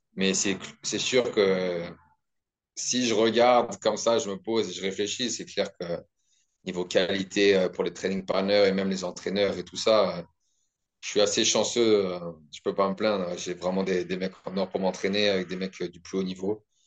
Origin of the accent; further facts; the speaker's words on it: the Alps, France; moved away as an adult; also born or lived in Paris / Australia; now in New Zealand; Je viens des Alpes de base